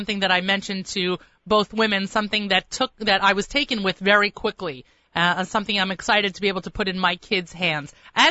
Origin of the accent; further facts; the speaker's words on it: New York, United States; accent: American, New York; I sound I'm from New York and not Long Island